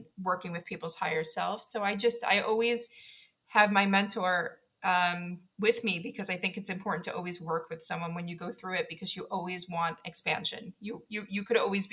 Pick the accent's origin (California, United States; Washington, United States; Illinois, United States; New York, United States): New York, United States; New York City; now in South Carolina, United States; I'm from Queens, New York